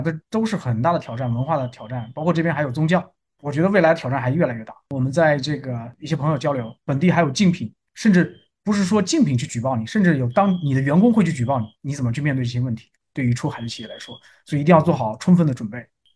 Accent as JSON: {"language": "Chinese", "country": "China", "said": "我们有中国工程师的红利"}